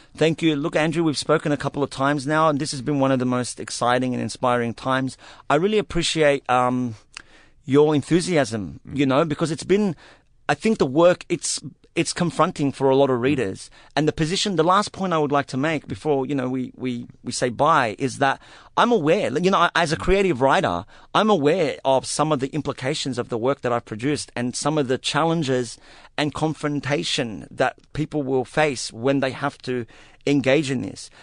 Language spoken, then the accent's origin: English; Australia; an Arab Australian Muslim man who, who, who has been a silenced minority for most of my life